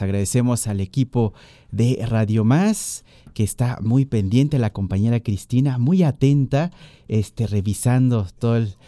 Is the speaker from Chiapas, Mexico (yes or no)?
no; Tierra Colorada, Veracruz, Mexico; mi comunidad de Tierra Colorada, Tlachichilco, Veracruz